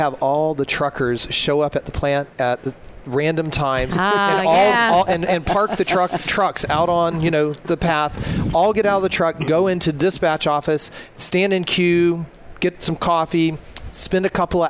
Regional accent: the South, United States; I'm from the South.

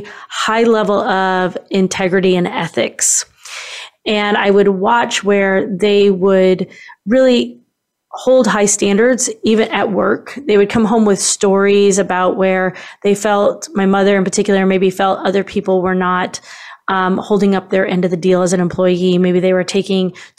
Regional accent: Kansas City, Missouri, United States; now in St. Louis, United States; I grew up actually in Kansas City, which is on the western side of Missouri. Many people think it's in Kansas, but where I lived was Kansas City, Missouri.

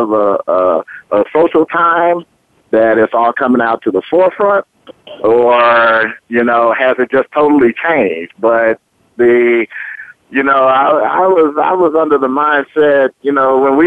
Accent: Oakland, California, United States; moved away as an adult; also born or lived in Laramie, Wyoming; I was born and raised in Oakland, California

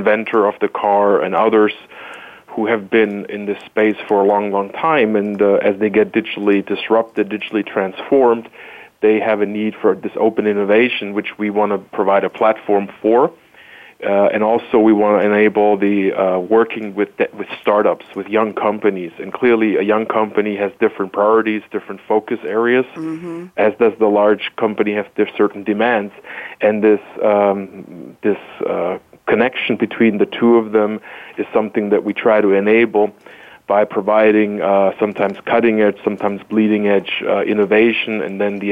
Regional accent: Stuttgart, Baden-Württemberg, Germany; moved away as an adult; now in Chicago, United States; born and raised in Stuttgart, Germany

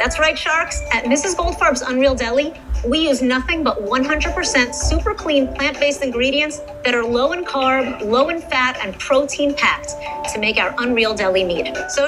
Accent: New York City, New York, United States; moved away as an adult; now in Los Angeles, United States; Now, although I hail from New York City, about a decade ago, I moved to beautiful, sunny Los Angeles. There, I shed the pesky accent.

